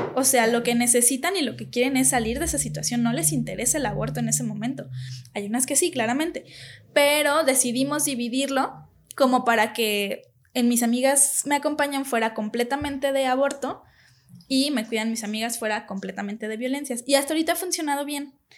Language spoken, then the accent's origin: Spanish; Guadalajara, Jalisco, Mexico; aquí en Tapatilandia todos somos súper amigables